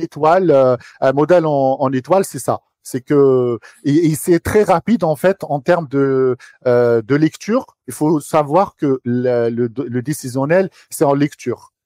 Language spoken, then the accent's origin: French; Algiers, Algiers Province, Algeria; moved away as an adult; now in France; j'ai grandi à Alger. Ok. Euh, je suis d'originaire d'Alger